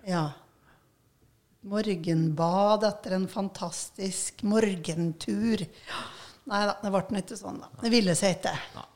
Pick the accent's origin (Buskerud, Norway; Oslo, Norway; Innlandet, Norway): Innlandet, Norway; Raufoss; vært mye på Raufoss, der jeg er ifra